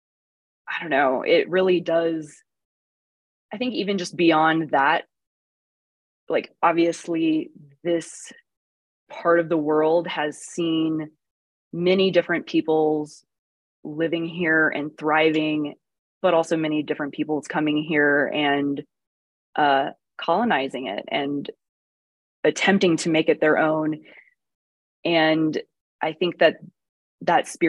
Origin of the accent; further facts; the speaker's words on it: Texas, United States; moved away as an adult; also born or lived in Austin / Houston / Chicago; now in New Mexico, United States; growing up in Texas